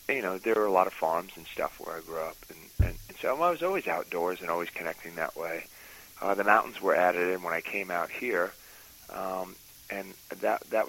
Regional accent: New York, United States; a Catholic kid growing up in New York

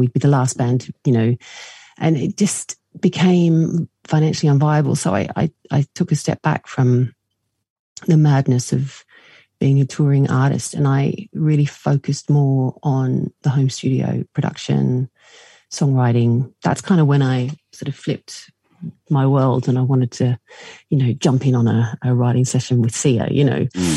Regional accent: Australia; now in United Kingdom; I'm from Australia originally

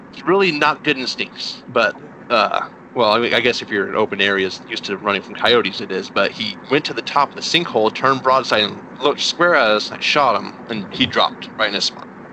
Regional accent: New Mexico, United States; moved away as an adult; also born or lived in Texas; now in Indiana, United States; I'm originally from New Mexico

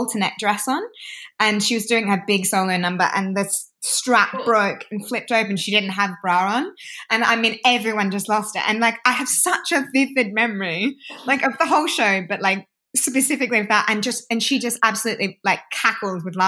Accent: Australia; now in London, United Kingdom; as an Aussie

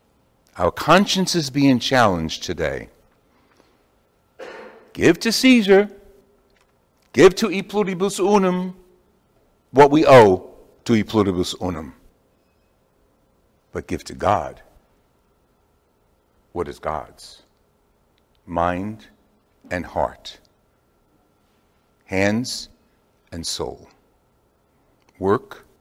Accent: Jersey City, New Jersey, United States; growing up in Jersey City

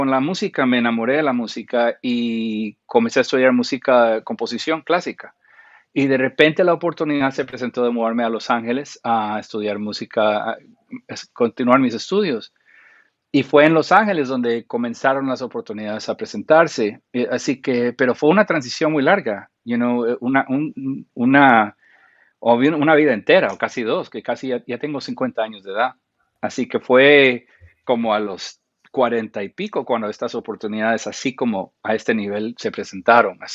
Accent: Guatemala; also born or lived in Costa Rica / Panama; yo crecí en Centroamérica, en Guatemala, en Costa Rica y en Panamá de niño.

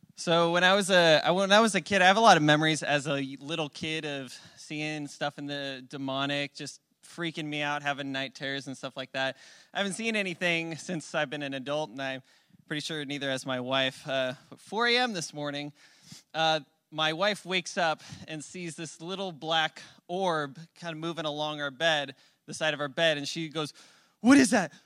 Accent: Phoenix, Arizona, United States; moved away; I'm from Phoenix

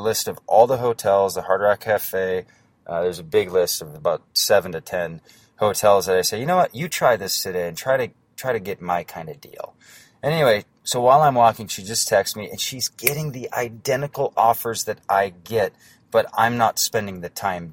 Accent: North Dakota, United States; I'm from North Dakota and I have a small little internet business

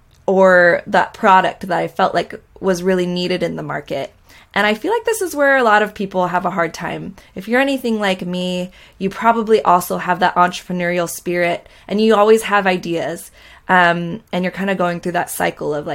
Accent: Orange County, Costa Mesa, Newport Beach area, Southern California, United States; I grew up in Southern California in Orange County, Costa Mesa, Newport Beach area

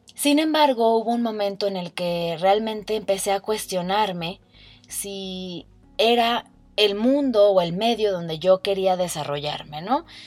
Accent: Mexico; also born or lived in Ireland; tengo 29 años y soy orgullosamente mexicana.

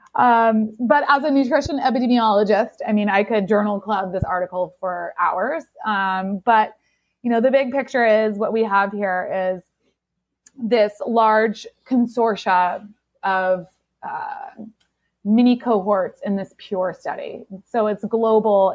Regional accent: Seattle, Washington, United States; I grew up grunge in the Seattle in Seattle in the '90s

